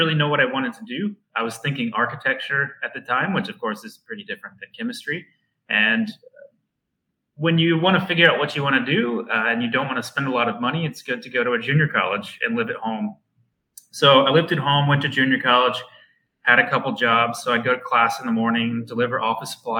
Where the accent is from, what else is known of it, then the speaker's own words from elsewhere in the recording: McComb, Mississippi, United States; moved away as an adult; also born or lived in Hattiesburg, Mississippi; now in Berkeley, United States; I'm born and raised in McComb, Mississippi